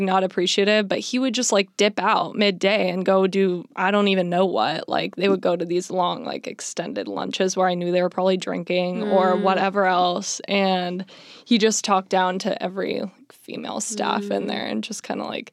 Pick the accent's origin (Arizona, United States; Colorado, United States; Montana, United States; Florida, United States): Arizona, United States; now in Los Angeles, United States; I'm from Arizona